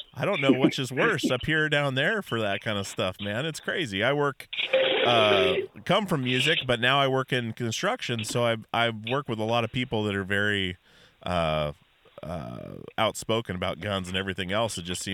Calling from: Portland, Oregon, United States; I'm calling from Portland, so it's raining right now.

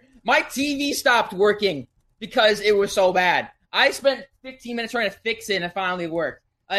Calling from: St. Louis Park, Minnesota, United States; St. Louis Park.

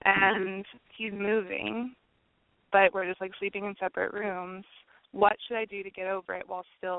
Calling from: San Francisco, California, United States; I'm 25 in San Francisco.

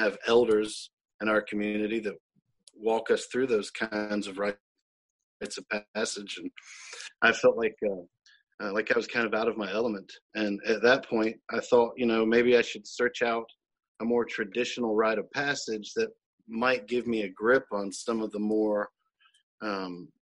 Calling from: Tupelo, Mississippi, United States; I'm in Tupelo, Mississippi, uh, on our um, family farm here

